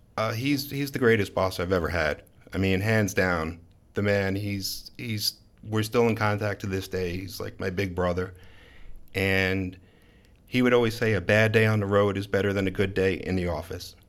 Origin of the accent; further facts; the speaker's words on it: Long Island, New York, United States; moved away as an adult; also born or lived in Brooklyn, New York; now in Baltimore, United States; I grew up on Long Island, and for the last several years lived in Brooklyn